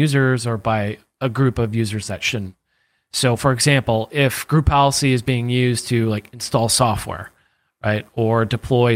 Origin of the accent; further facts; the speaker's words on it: New York, United States; I'm from New York.